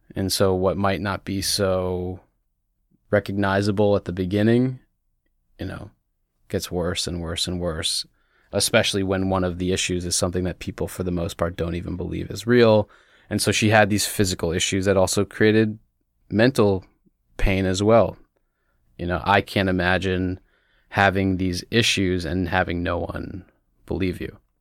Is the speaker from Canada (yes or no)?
no; United States; moved away as an adult; also born or lived in Bethesda, Maryland; I was born and raised outside D C in the suburbs